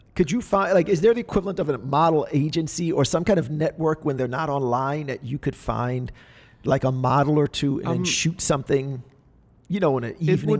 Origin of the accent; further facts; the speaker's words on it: Louisiana, United States; I grew up in Louisiana